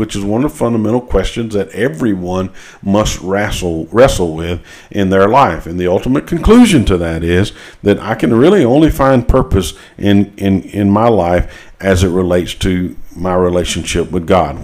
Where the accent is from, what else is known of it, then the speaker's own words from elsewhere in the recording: United States; as, as American uh, Christians